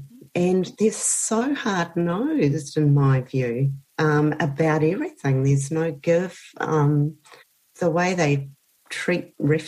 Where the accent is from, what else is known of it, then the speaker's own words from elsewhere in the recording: New Zealand; now in Australia; because I'm a Kiwi